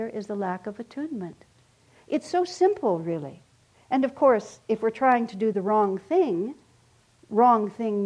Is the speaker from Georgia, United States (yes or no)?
no; El Paso, Texas, United States; I grew up in El Paso, Texas